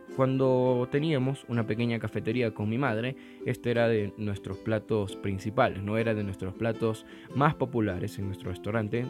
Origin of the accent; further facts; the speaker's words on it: Ecuador; nosotros como, como ecuatorianos